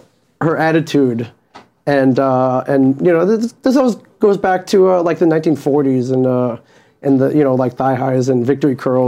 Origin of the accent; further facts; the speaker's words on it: East Coast, United States; Yeah, now I'm from the East Coast